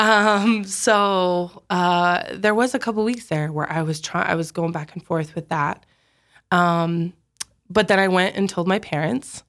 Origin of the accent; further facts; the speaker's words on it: Sioux Falls, South Dakota, United States; I grew up in Sioux Falls.